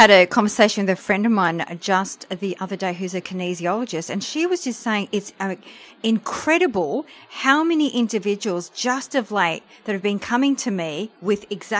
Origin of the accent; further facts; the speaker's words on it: France; English is a second language; now in Australia; we came to Australia from France, so I'm French, and my parents worked really hard.